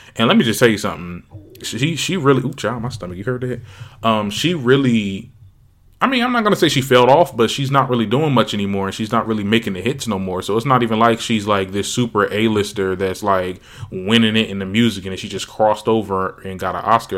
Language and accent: English; Trenton, New Jersey, United States; my hometown, Trenton